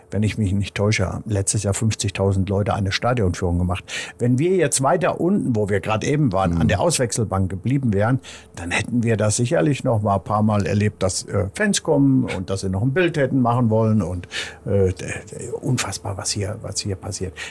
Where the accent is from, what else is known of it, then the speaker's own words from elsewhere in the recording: North Rhine-Westphalia, Germany; Er gehört auch noch zu Nordrhein-Westfalen, ist meine Heimat.